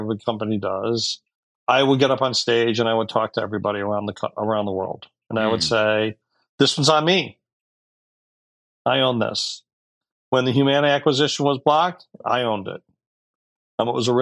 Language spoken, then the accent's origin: English; Detroit, Michigan, United States; I was born and raised in Detroit